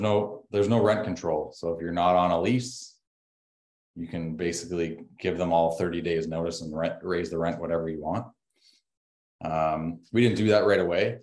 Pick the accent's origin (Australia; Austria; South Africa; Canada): Canada; also born or lived in Windsor, Ontario; us as a Canadian